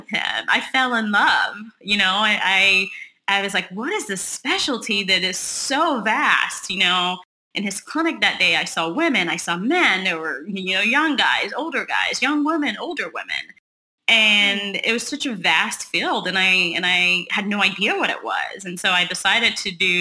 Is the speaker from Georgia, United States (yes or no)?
no; Texas, United States; moved away as an adult; also born or lived in Hershey, Pennsylvania; I moved from Texas. My family's here in Texas, and I moved after college